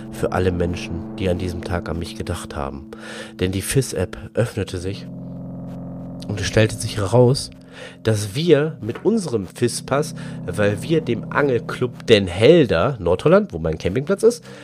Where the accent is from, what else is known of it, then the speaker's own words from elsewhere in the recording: Germany; Wir als echte Deutsche wollten einen Döner essen.